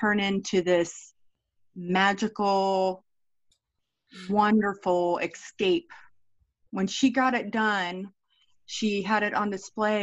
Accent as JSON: {"language": "English", "area": "Brevard County", "region": "Florida", "country": "United States", "tie": "born or raised there", "said": "I grew up in Brevard County, Florida."}